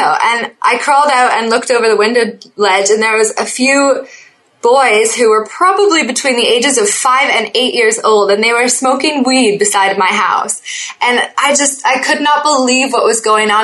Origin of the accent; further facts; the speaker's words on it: Oakville, Ontario, Canada; also born or lived in Niagara Falls / Toronto; I was born in Oakville, Ontario